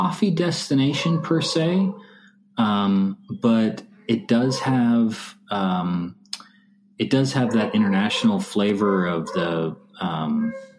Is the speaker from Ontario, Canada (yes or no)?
no; Montreal, Quebec, Canada; now in Austin, United States; Montreal is still in my mind my hometown. It's where I was born